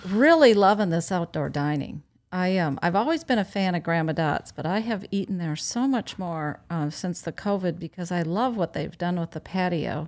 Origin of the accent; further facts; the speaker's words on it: Wisconsin, United States; moved away as an adult; now in Sanibel, United States; I'm from Wisconsin